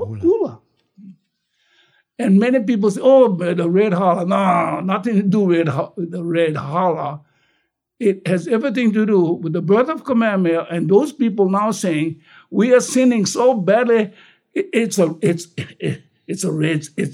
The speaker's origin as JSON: {"language": "English", "area": "North Kohala", "region": "Hawaii", "country": "United States", "tie": "born or raised there", "also_born_or_lived": "Waianae, Oahu", "said": "when I was growing up in Koala, we never called that Koala High"}